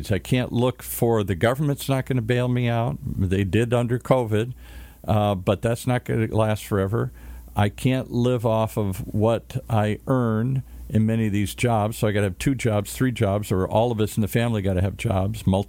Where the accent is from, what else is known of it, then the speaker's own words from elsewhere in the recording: Midwest, United States; moved away; I grew up in the Midwest